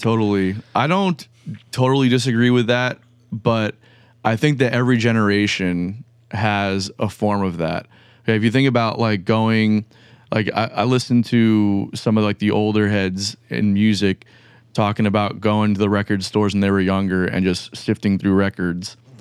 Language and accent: English; Pembroke Pines, Florida, United States; now in Jacksonville, United States; I'm from, like, Pembroke Pines